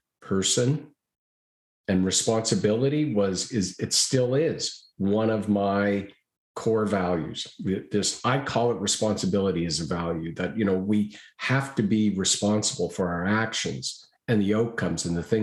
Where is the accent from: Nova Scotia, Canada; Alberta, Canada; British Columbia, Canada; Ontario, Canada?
Nova Scotia, Canada; Halifax; Halifax, Nova Scotia. That's my hometown